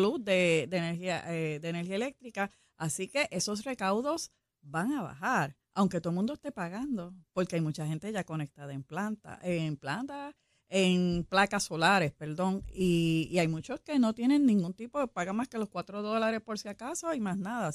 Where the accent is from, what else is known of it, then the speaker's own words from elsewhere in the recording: Puerto Rico; como buenos puertorriqueños